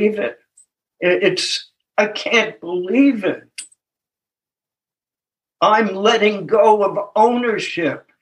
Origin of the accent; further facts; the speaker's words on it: Tennessee, United States; I'm from Tennessee